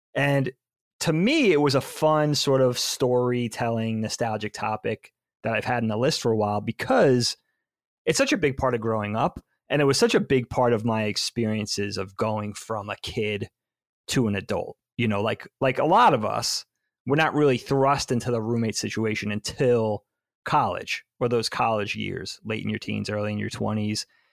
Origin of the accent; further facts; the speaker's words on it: Long Island, New York, United States; moved away as an adult; also born or lived in Philadelphia; I did live with friends that I grew up with on Long Island